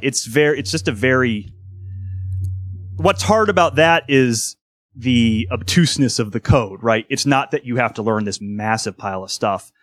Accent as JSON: {"language": "English", "town": "Cleveland", "region": "Ohio", "country": "United States", "said": "I'm from Ohio, right? So I'm from Cleveland"}